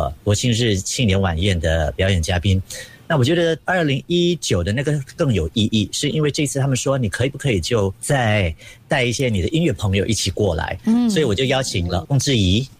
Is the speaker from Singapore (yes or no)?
yes; Singapore; 身为新加坡人也觉得骄傲，